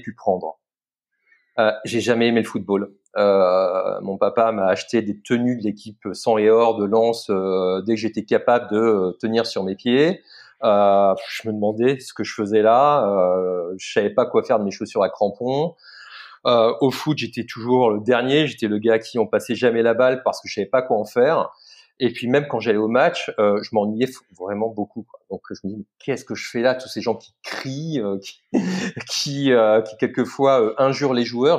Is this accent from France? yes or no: yes; Lens, Hauts-de-France, France; now in Paris, France; Je suis lensois, je suis né à Lens